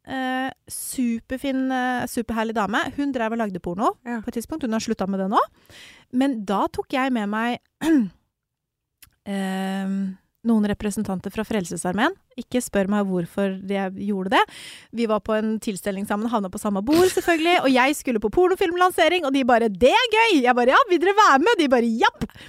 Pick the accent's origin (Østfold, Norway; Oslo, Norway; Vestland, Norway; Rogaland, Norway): Østfold, Norway; Mysen; jeg er jo fra Mysen